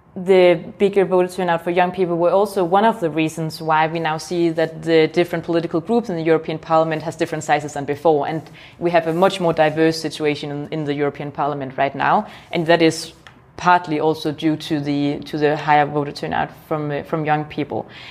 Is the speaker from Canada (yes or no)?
no; Denmark; I'm from Denmark